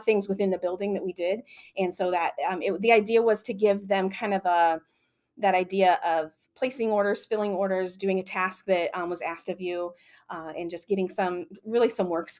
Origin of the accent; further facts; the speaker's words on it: near Galesburg, Illinois, United States; I'm not from Galesburg, but I'm local